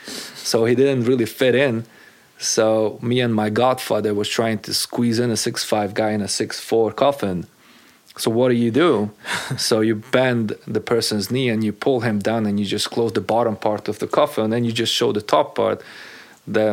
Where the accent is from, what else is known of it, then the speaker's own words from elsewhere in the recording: Slovakia; English is a second language; moved away as an adult; also born or lived in Hungary; now in United States; growing up as a Hungarian in an Eastern European country as Czechoslovakia